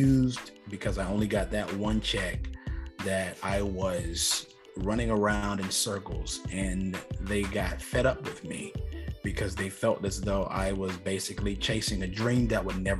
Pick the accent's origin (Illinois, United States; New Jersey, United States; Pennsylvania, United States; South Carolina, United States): South Carolina, United States; Marlboro County; Marlboro County is a pretty impoverished, for the most part, county. There's not much there. We don't have a Target. We don't have a mall. We have one Walmart in the whole county.